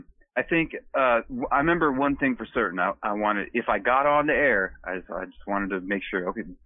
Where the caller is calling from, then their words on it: Washington, United States; I'm up in Eastern Washington State.